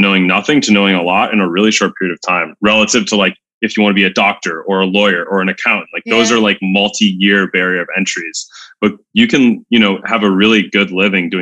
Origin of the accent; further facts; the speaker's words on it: United States; being American